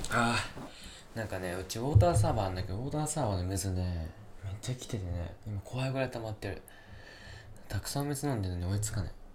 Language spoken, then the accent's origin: Japanese; Yamanashi, Japan; moved away; also born or lived in Kyoto; ふるさとのね、山梨